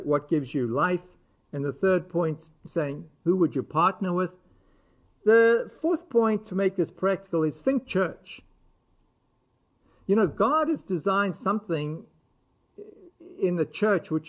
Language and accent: English; United States; we as American Christians